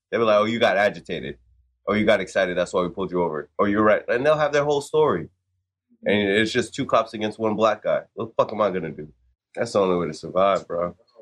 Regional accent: Florida, United States; I'm East Coast, so like Florida most of the time

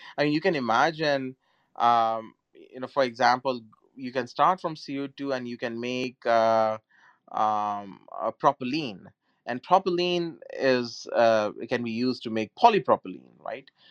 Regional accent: India; moved away; my home country india

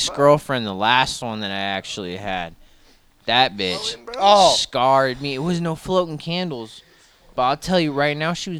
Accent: Portland, Oregon, United States; I'm from Portland, Oregon. Born and raised.

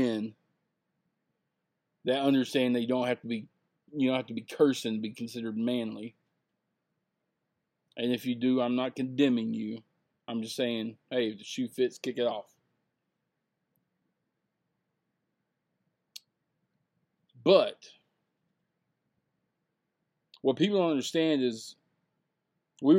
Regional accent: Texas, United States; I'm from Texas

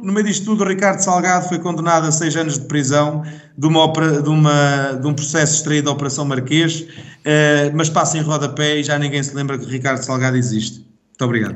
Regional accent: Portugal; sou português

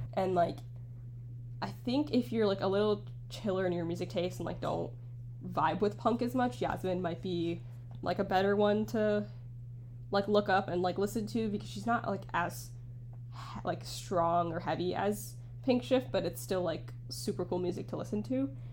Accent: United States; as being like an American person

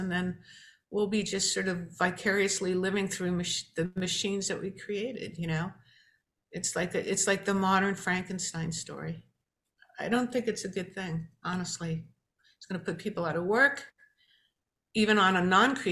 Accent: New York, United States; growing up in New York and watching Chiller Theater on Saturday morning

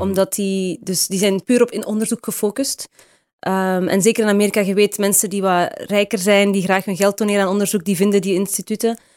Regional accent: Houthalen-Helchteren, Flanders, Belgium; moved away as an adult; also born or lived in Heusden-Zolder, Belgium / Brussels, Belgium / California, United States; geboren in Heuse Zolder, daar is een ziekenhuis. En getogen in Houthalen

